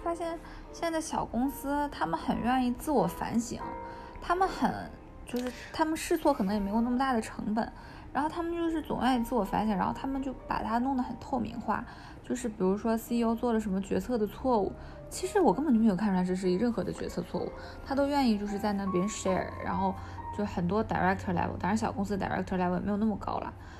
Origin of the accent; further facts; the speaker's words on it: China; also born or lived in Japan; 我从中国来，我从我从中国和日本来，